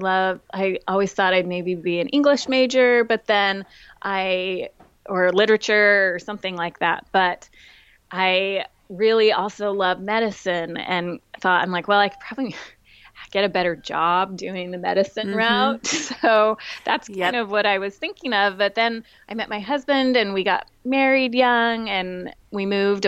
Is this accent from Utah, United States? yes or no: yes; Utah, United States; now in Chapel Hill, United States; I was born and raised in Utah, but I haven't been there in a long time. I live right now with my family in Chapel Hill